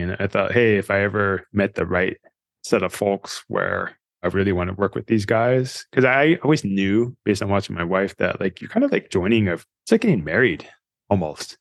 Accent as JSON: {"language": "English", "town": "Fremont", "region": "California", "country": "United States", "tie": "born or raised there", "said": "I grew up in the Valley in Fremont in early 80s"}